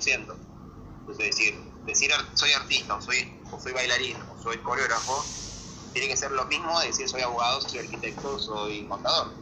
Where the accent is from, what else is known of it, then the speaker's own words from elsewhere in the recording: Barranqueras, Chaco, Argentina; moved away as an adult; also born or lived in Resistencia, Chaco; now in Buenos Aires, Argentina; Voy a ir a vivir en Resistencia, porque yo soy de Barranqueras, que es una localidad pegada a la capital de Chaco